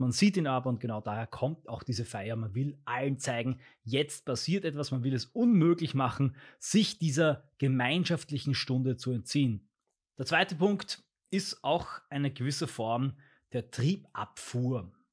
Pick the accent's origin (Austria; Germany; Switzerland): Austria; Bei uns in Österreich gehört das dazu, oder zumindest bei uns in unserer Familie, in dem Bereich von Österreich